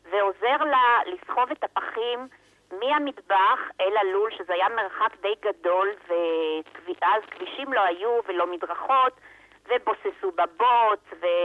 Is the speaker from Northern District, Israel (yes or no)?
yes; Kfar Giladi, Northern District, Israel; גדלתי בכפר גלעדי מספר שנים, עד גיל 10-11 בערך